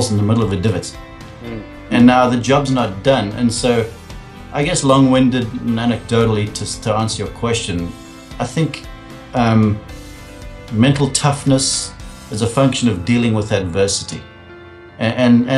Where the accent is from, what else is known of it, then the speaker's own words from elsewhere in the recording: South Africa; moved away as an adult; as a young guy growing up in South Africa, rugby is our number one sport over there